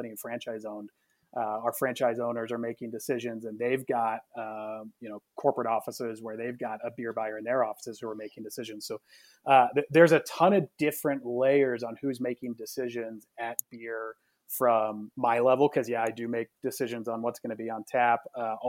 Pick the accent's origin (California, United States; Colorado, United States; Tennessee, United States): Colorado, United States; Denver; born and raised in Denver and still here